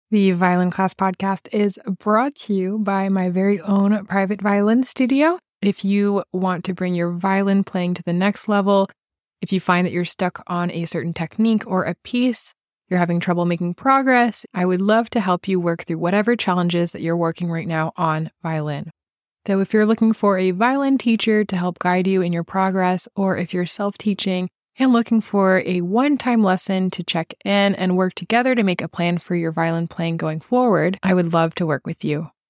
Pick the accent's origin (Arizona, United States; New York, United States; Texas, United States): New York, United States; Yeah, New York, Phil. My hometown, yeah.